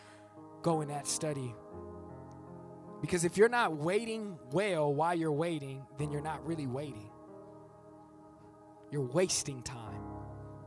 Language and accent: English; Bay Area, California, United States; I'm from the Bay Area. We use that, we talk about popping